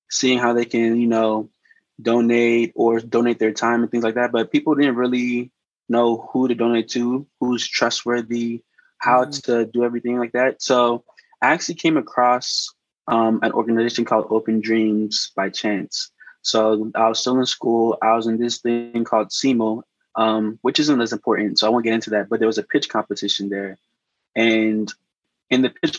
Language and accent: English; Maryland, United States; moved away as an adult; now in Chicago, United States; I moved to Chicago. I'm from Maryland.